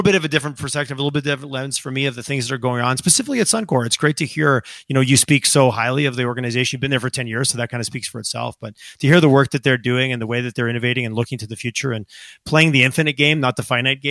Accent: Montreal, Quebec, Canada; also born or lived in Toronto; now in Calgary, Canada; growing up in Montreal, spending a lot of time in Toronto

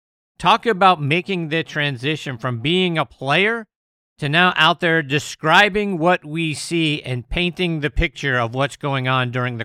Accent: Pittsburgh, Pennsylvania, United States; my hometown of Pittsburgh

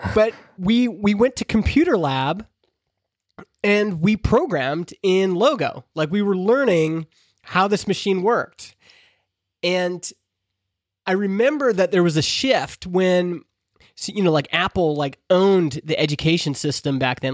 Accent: Alberta, Canada; growing up in Alberta in the eighties

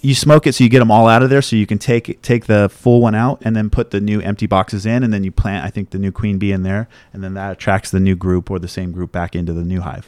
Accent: Oceanside, California, United States; Oceanside, where I grew up, was, like, a murder capital of, like, the state or something for a while.

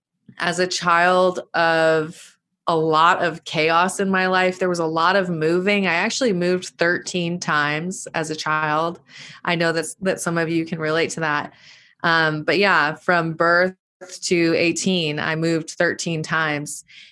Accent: Montana, United States; I know all the women who came said they loved Bozeman, Montana. Shout out my home state.

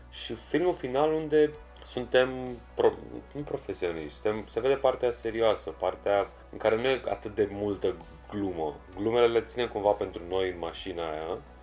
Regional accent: Ploiești, Prahova, Romania; Din Ploiești

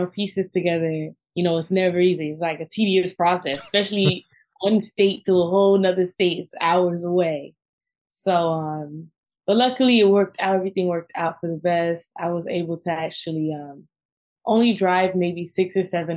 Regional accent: Miami, Florida, United States; moved away as an adult; also born or lived in Brooklyn, New York; now in New York, United States; I'm born and raised in Miami

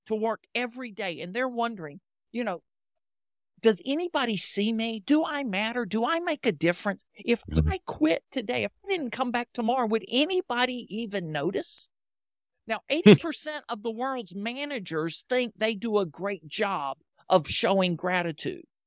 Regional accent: the South, United States; I grew up in the South and I was taught to say please and thank you as part of good manners.

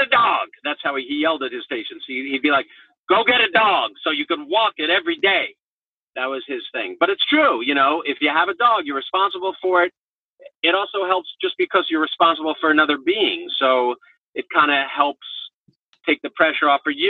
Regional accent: New York, United States; I grew up in New York in an apartment

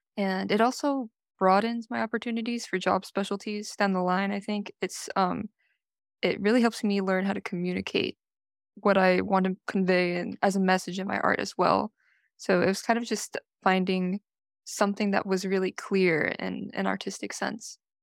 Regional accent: Carmel, California, United States; My hometown is uh, Carmel, California, not too far off from here

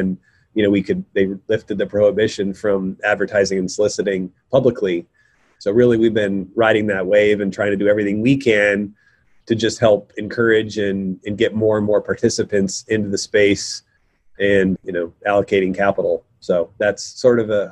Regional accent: North Dakota, United States; now in Portland, United States; I moved out here to Portland. I'm from North Dakota originally in 99

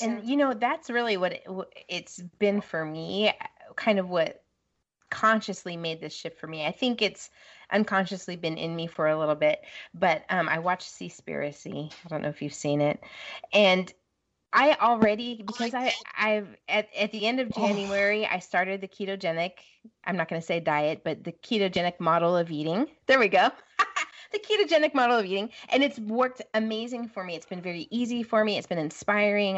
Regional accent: West Coast, United States; moved away as an adult; now in Midwest, United States; I'm from the West Coast. You know, that's home

